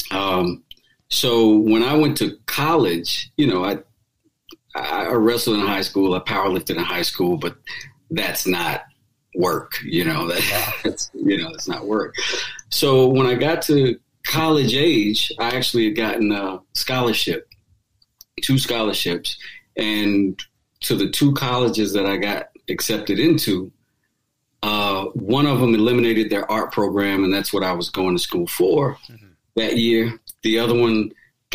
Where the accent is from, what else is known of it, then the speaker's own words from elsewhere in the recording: North Carolina, United States; now in Atlanta, United States; originally I'm from North Carolina